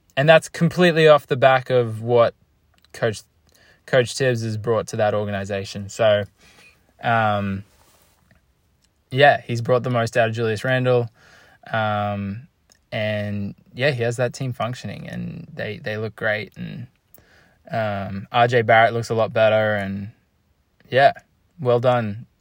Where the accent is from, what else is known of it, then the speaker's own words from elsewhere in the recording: Australia; I'm Australian